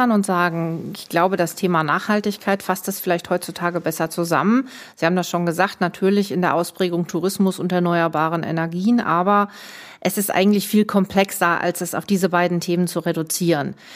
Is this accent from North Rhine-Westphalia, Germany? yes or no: yes; North Rhine-Westphalia, Germany; Ich komme aus Westfalen, also ich bin in Nordrhein-Westfalen geboren, aber bin so eine richtige waschechte Westfälin, komme aus der Nähe von Münster.